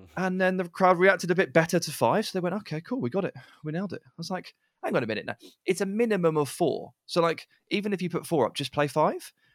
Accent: England, United Kingdom; We're English

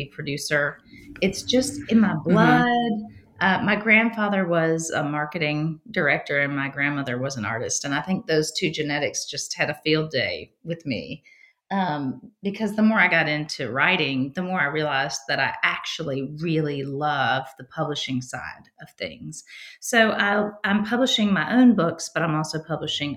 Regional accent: Virginia, United States; moved away as an adult; now in Nashville, United States; growing up in Virginia, I lived about 3.5 hours drive from the Outer Banks

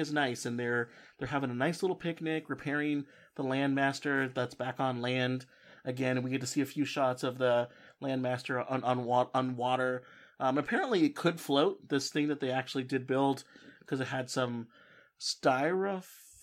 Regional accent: California, United States; I'm from California, is we don't have accents

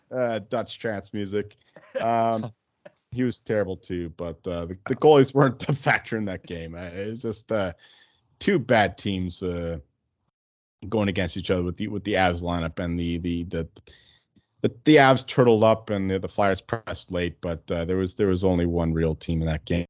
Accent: Canada; We're Canadian here.

